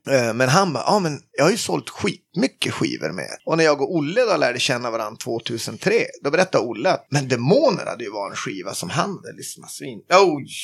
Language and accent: Swedish; a small village outside Skellefteå, Västerbotten County, Sweden; moved away as an adult; also born or lived in Falun; är från uh, eh, KG, en liten by utanför Skellefteå uppe i eh, norraste Norrland